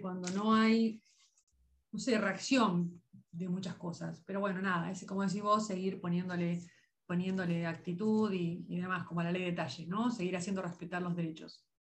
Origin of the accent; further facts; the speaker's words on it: Lobos, Buenos Aires Province, Argentina; de mi pueblo, que por supuesto a todo el mundo invito a conocer Lobos